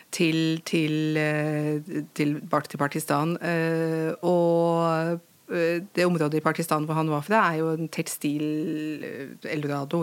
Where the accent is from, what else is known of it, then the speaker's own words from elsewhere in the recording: Lillehammer, Innlandet, Norway; du bærer alt dette med deg i din identitet som, som lillehamring